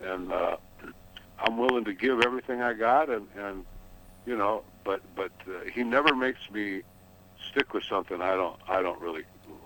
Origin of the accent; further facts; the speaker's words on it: Detroit, Michigan, United States; I was born with my brother in Detroit City, and mom and daddy raised us